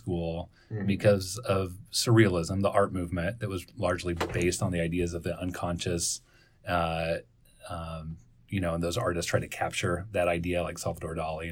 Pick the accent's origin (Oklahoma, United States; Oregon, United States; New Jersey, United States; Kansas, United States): Kansas, United States; Salina; also born or lived in Prairie Village, Kansas; I grew up in Salina, Kansas, moved to Prairie Village, went to the Harvard of Public Schools, which was Shy Missionese